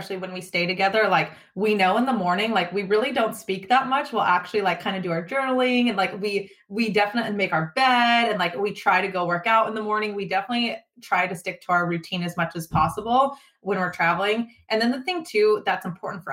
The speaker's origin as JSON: {"language": "English", "area": "just outside of Sacramento", "region": "California", "country": "United States", "tie": "born or raised there", "said": "we record it out of the Max Prep studio in my hometown. It's just outside of Sacramento."}